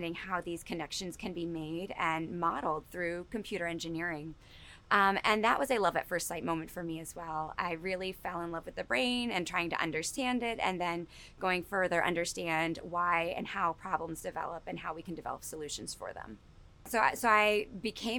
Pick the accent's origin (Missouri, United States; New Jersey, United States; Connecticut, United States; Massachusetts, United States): New Jersey, United States; Newark; I grew up in Newark, New Jersey